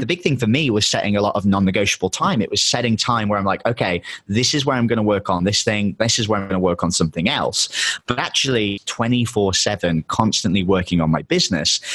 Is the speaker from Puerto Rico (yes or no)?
no; England, United Kingdom; moved away; My girlfriend's American. I'm English, so we kind of have to travel full time.